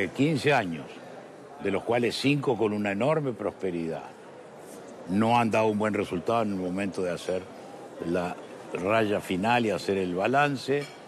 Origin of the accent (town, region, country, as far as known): Uruguay